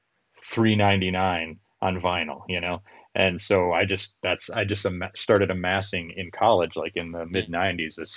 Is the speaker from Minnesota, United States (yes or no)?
yes; Minnesota, United States; I'm from Minnesota